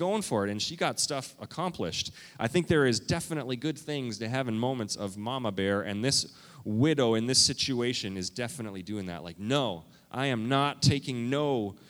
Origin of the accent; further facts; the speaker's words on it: Canada; also born or lived in Minnesota; now in United States; I am a Canadian. Okay? I'm a Canadian.